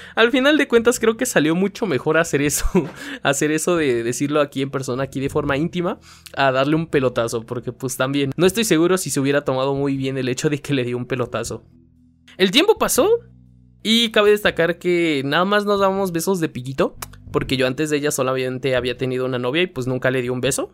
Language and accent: Spanish; Puebla, Mexico; estaban grabando aquí en mi ciudad, en el estadio Cuauhtémoc, porque sí soy de Puebla